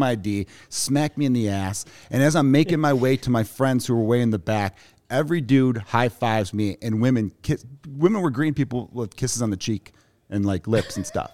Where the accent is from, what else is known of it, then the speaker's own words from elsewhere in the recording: Chicago, Illinois, United States; also born or lived in Los Angeles; I grew up in Chicago, Porch Park neighborhood